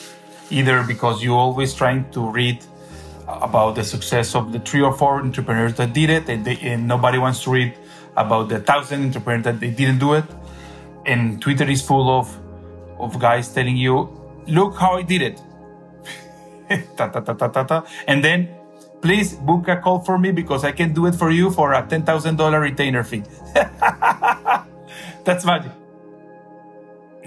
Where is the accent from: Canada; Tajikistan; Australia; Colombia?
Colombia; Cali, Valle del Cauca; moved away as an adult; also born or lived in Bogota, Colombia / Caracas, Venezuela; now in Miami, United States; I'm from Colombia. I was born in Colombia, in Cali.